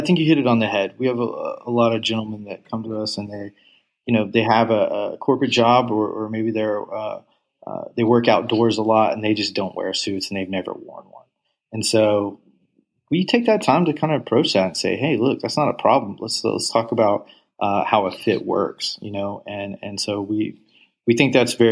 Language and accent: English; Texas, United States; I'm being from Texas